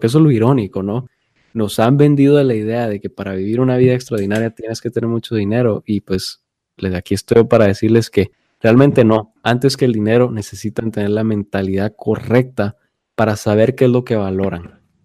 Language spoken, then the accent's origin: Spanish; Guatemala; now in United States; nosotros crecimos, nacimos y estuvimos en Guatemala